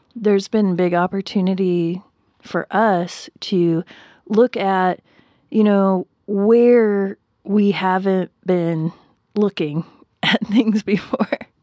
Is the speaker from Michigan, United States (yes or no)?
yes; Upper Peninsula of Michigan, United States; where I grew up, we had one grocery store, and it was called Red Owl